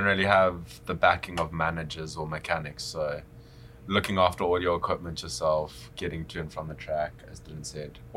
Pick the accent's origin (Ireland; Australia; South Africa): South Africa; Durban, KwaZulu-Natal; I come from Durban